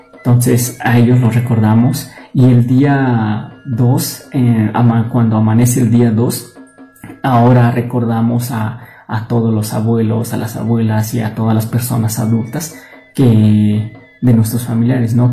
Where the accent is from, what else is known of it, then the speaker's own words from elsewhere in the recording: Tolimán, Querétaro, Mexico; soy del municipio de Tolimán, Querétaro